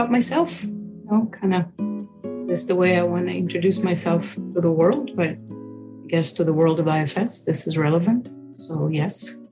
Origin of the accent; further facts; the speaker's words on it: Israel; moved away as an adult; also born or lived in United States; I'm an Israeli. I lived in Israel at the time. I moved from Israel to America to get married